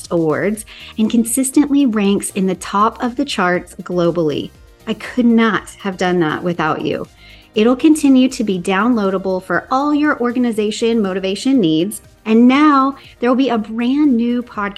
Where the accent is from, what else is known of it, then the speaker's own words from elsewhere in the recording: the South, United States; now in Southern California, United States; I grew up in the South and it was hot and muggy and just steamy